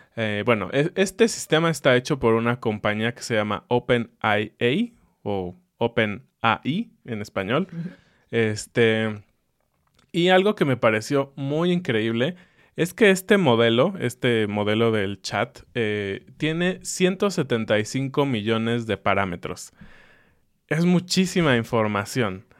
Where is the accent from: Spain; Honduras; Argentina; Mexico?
Mexico; Yo lo veo como mexicano